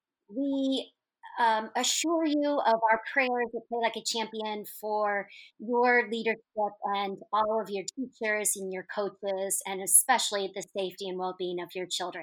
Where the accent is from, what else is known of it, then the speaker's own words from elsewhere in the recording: Northwest Indiana, United States; I grew up in Northwest Indiana, so just over the Chicago line.